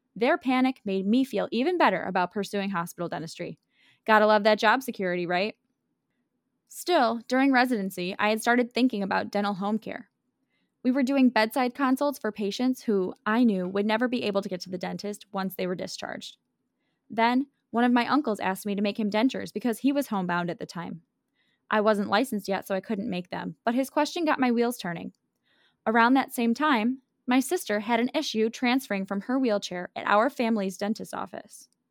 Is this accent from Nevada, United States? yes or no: no; Buffalo, New York, United States; my hometown of Buffalo, New York